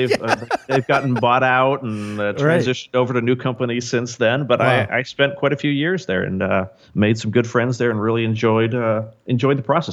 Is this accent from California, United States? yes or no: yes; Irvine, California, United States; also born or lived in Tustin, California; I grew up here in Southern California. I'm one of the few actual natives. I've lived within probably a 10-mile radius for my entire life.